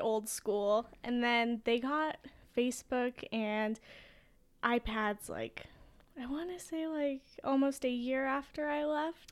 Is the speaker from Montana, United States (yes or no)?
no; Boise, Idaho, United States; growing up in Boise